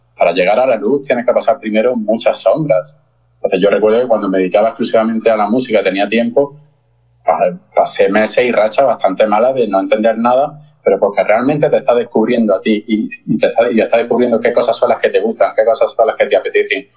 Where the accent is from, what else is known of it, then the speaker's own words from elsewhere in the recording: Granada, Andalusia, Spain; soy de Granada